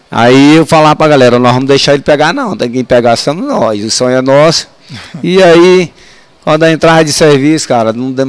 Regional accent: Pereiro, Ceará, Brazil; born there; also born or lived in Brasília; now in Ceilândia, Brazil; nasci no Ceará, né, em Pereiro. Vim para Brasília em 67. Morei na Vila do API.

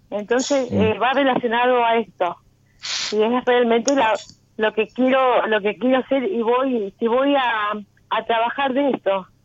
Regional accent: San Pedro, Buenos Aires Province, Argentina; De San Pedro, provincia de ah, Buenos Aires.

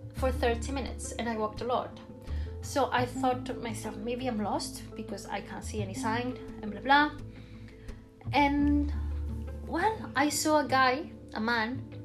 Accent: Barcelona, Catalonia, Spain; English is a second language; I'm from Barcelona.

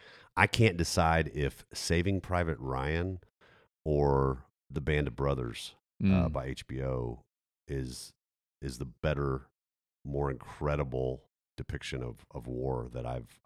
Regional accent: Germany; I grew up, as a lot of our folks know, I grew up in Germany.

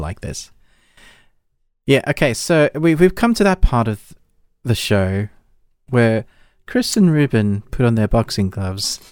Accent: South Africa; now in United Kingdom; I grew up in South Africa

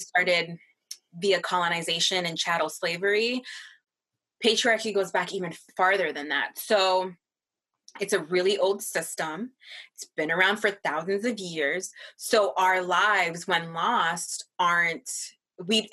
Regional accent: Massachusetts, United States; Angel and I grew up in Massachusetts, one of the whitest towns, excuse me, states in the country.

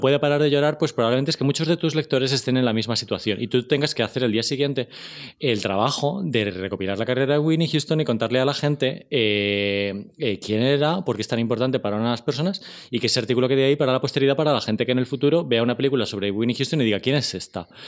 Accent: Spain; como españoles

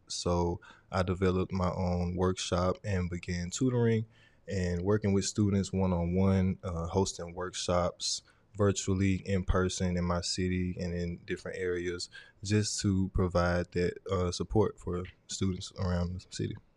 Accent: Vicksburg, Mississippi, United States; also born or lived in Port Gibson, Mississippi; I was born in Vicksburg, but my family raised me in Port Gibson for a short time

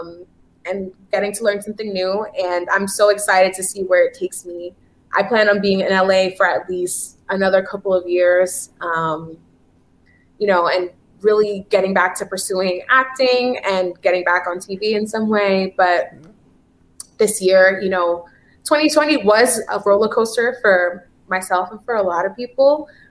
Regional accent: Haiti; I'm Haitian actually

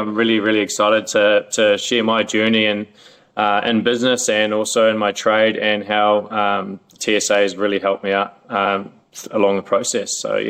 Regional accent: New Zealand; moved away as an adult; now in Melbourne, Australia; I moved over to Melbourne from New Zealand 10 years ago, and I've had multiple different jobs.

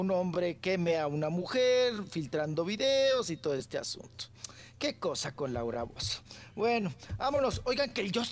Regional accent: Mexico; Nosotros como ciudadanos mexicanos damos un impuesto

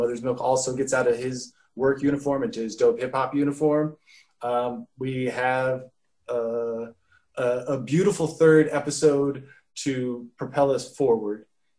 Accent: United States; as Americans, we are conditioned to look at the French as weak, coward surrenderers

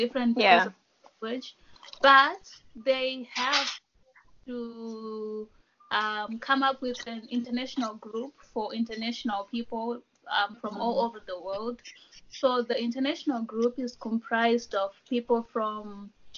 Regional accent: Zimbabwe; now in Japan; I am from Zimbabwe.

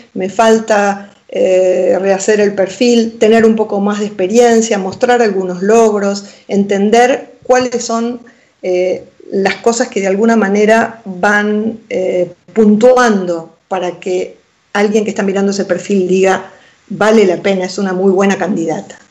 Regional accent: Argentina; moved away as an adult; also born or lived in Pinamar, Argentina; now in Spain; en Argentina, mi país natal

